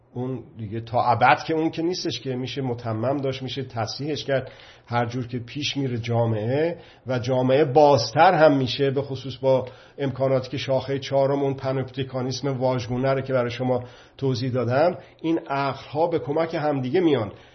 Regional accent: Iran; به عنوان یک مرد ایرانی

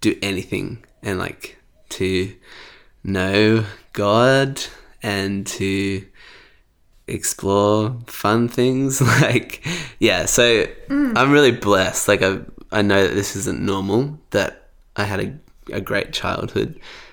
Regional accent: Sydney, New South Wales, Australia; born or raised there; also born or lived in Bankstown, New South Wales

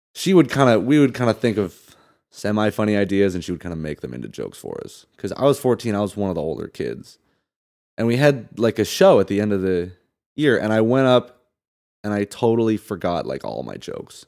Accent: Santa Barbara, California, United States; also born or lived in Salt Lake City, Utah / Michigan / Indiana / Palm Springs, California; I grew up in Santa Barbara

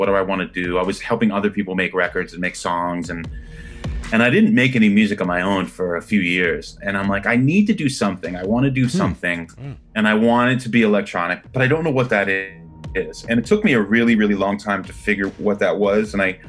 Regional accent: Freehold, New Jersey, United States; now in Los Angeles, United States; I grew up in New Jersey, right in between Philadelphia and New York, which was a great place to grow up now that I think about it.

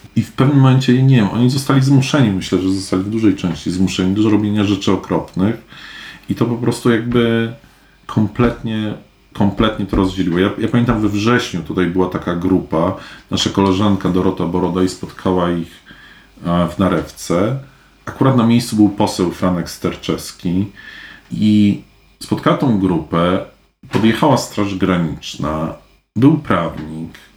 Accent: Poland; wychowałem się w czasach, kiedy, kiedy z Polski ludzie też uciekali z tych powodów. W latach osiemdziesiątych nie leciały nam bomby na głowy, a uciekaliśmy z Polski

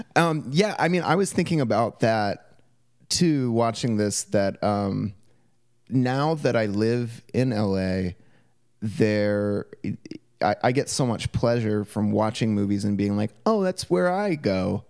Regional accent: Portland, Oregon, United States; my experience growing up in Portland

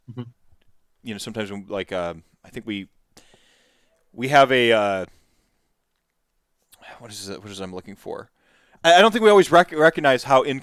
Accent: United States

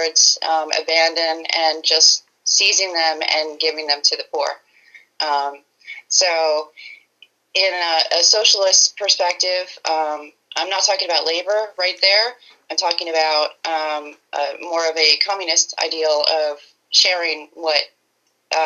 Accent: Pennsylvania, United States; also born or lived in Spokane, Washington; So I've lived in Pennsylvania for most of my life. I was born in Spokane, Washington, but I've lived here most of my life

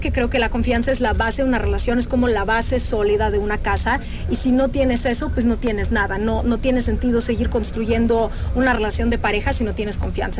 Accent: Russia; now in Mexico; yo soy rusa

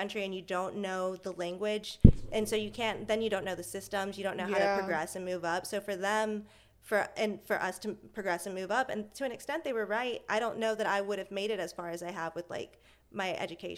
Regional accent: Spring, Texas, United States; also born or lived in Houston; we had just moved to the suburbs, so they were expecting me to say Houston, but I said I was from Spring

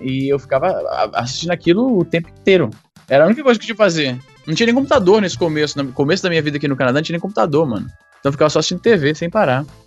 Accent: Brazil; Eu me lembro muito da minha infância lá no Jardim América

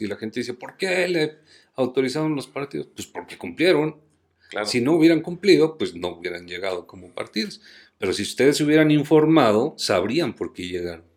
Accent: Mexico

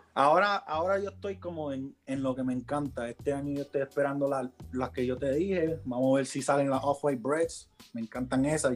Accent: New York City, New York, United States; yo soy de Queens. yo soy de Queens.

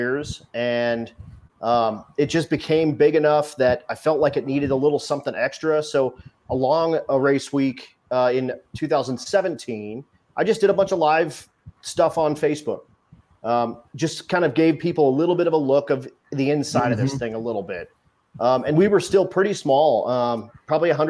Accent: Colorado, United States; we're both from Colorado

